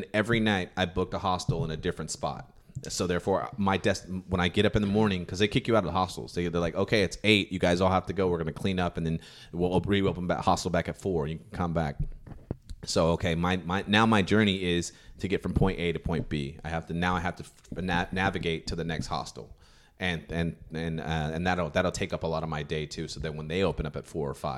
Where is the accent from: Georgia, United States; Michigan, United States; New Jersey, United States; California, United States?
California, United States; from the States. I'm from California